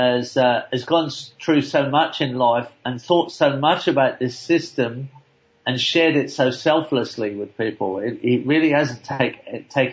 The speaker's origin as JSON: {"language": "English", "region": "England", "country": "United Kingdom", "tie": "born or raised there", "moved": "yes", "said": "I'm old enough to remember that animals were sometimes in butcher shops when I was growing up in England"}